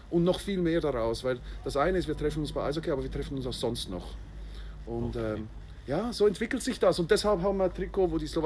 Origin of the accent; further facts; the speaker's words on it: Pfäffikon, Schwyz, Switzerland; ich, wir kommen aus der Schweiz, äh, wohnen am schönen Zürichsee, in Pfeffikon, Schweiz